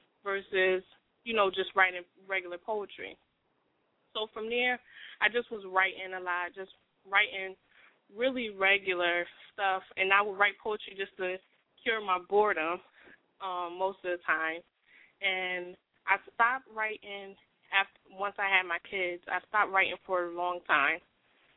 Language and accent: English; Bridgeport, Connecticut, United States; moved away as an adult; now in Concord, United States; I'm from Bridgeport, Connecticut. Lived there most of my life